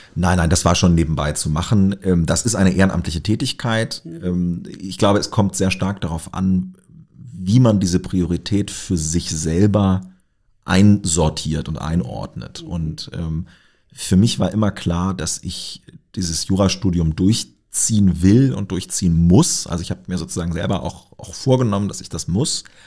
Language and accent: German; Lower Saxony, Germany; now in Göttingen, Germany; ich stamme aus Niedersachsen mhm. und bin auf einem kleinen Dorf äh, aufgewachsen